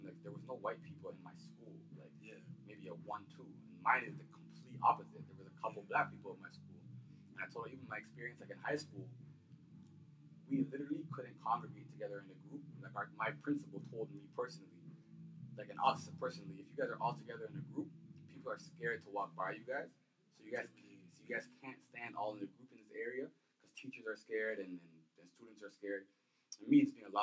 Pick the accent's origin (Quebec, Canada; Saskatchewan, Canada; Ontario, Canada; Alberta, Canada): Ontario, Canada; London; from London, Ontario, originally